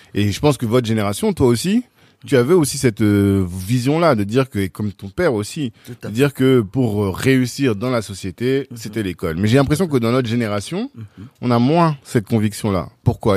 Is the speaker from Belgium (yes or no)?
no; southern Central African Republic, Central African Republic; nous, on est du Sud. et que le sud de la Centrafrique